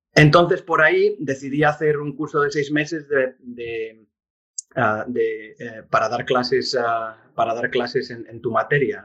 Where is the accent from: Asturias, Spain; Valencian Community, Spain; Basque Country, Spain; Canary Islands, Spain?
Asturias, Spain; Oviedo; moved away as an adult; now in United States; crecí en, en, en Oviedo